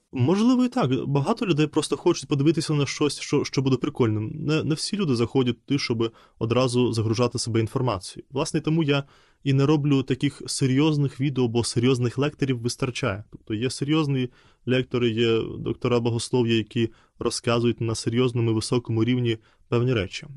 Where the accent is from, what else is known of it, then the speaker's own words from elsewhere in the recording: Belarus; Ukrainian is a second language; moved away as an adult; now in Ukraine; я виїхав з Білорусі, я до монастиря поїхав в Україну. І це було для мене якраз таким ще й зовнішнім певним знаком, що я залишаю дім свій